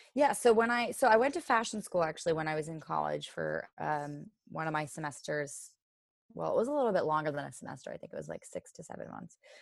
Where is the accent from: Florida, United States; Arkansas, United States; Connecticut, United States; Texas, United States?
Connecticut, United States; Orange; I grew up in Orange, Connecticut